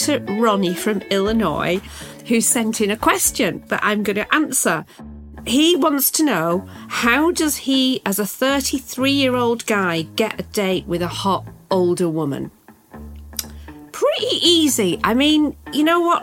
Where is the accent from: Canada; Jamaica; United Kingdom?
United Kingdom; now in Los Angeles, United States; as a British woman